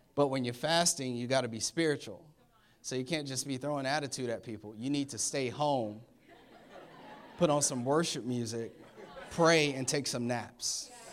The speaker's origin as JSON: {"language": "English", "town": "Orlando", "region": "Florida", "country": "United States", "tie": "born or raised there", "moved": "as an adult", "lives_now": "Maryland, United States", "said": "I was born in Orlando. I've been in Florida, um, for twenty-nine years. And so needless to say, I'm a Florida boy."}